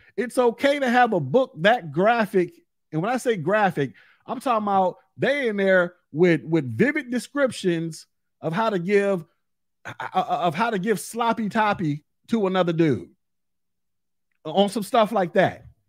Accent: Florida, United States; in my home state of Florida

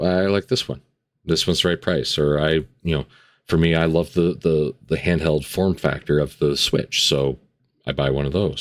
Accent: Canada; Being a Canadian

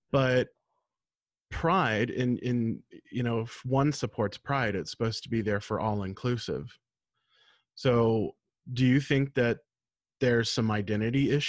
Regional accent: United States; my pride was being an American.

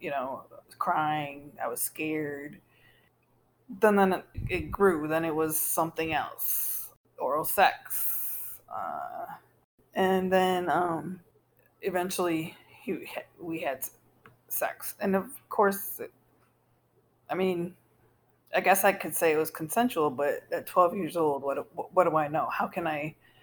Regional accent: Baraboo, Wisconsin, United States; I was adopted by a white couple at 6 days old, and I was raised in Baraboo

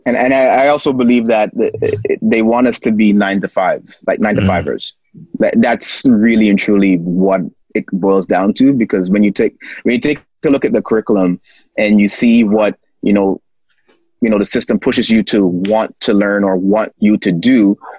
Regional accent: Toronto, Ontario, Canada; born and raised in Toronto

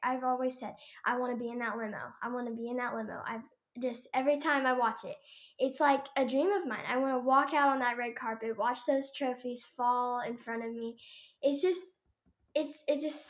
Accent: Sapulpa, Oklahoma, United States; we're from Sepulpa, Oklahoma

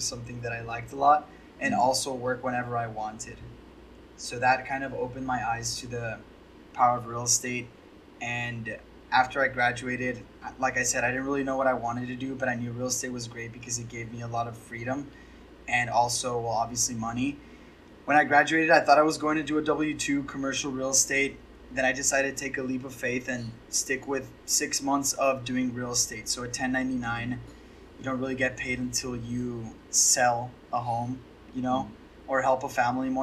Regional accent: El Paso, Texas, United States; also born or lived in Austin, Texas; I was born in El Paso, Texas, and I went to the University of Texas at Austin when I was 19

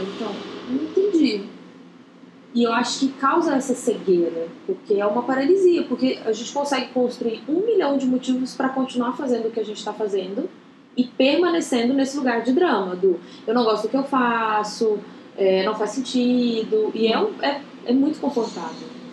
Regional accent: Goiânia, Goiás, Brazil; moved away as an adult; eu saí de Goiânia para vir fazer faculdade

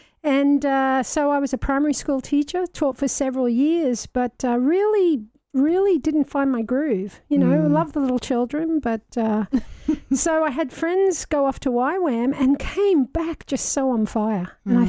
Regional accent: Australia; And I am the Aussie in the room

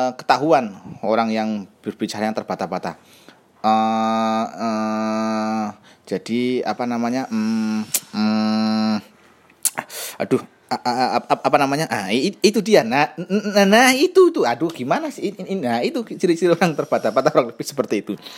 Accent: Java, Indonesia; sebagai orang Jawa

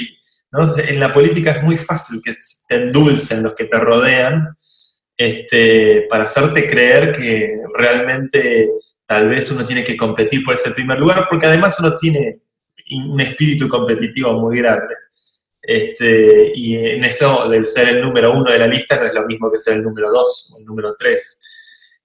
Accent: Argentina; yo soy muy argentino

